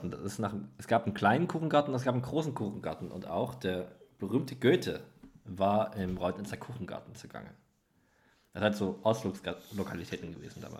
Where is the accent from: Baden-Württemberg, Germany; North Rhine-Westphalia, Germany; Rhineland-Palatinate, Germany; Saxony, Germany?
Saxony, Germany; Leipzig; ich bin ja im Leipziger Norden aufgewachsen